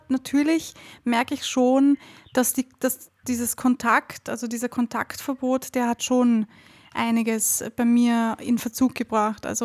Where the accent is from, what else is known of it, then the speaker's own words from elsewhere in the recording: Austria; also ich weiß nicht, wie das in Deutschland ist, aber bei uns in Österreich ist das eine Katastrophe.